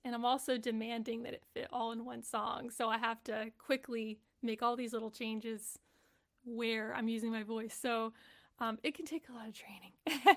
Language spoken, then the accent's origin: English; Texas, United States; I grew up in Texas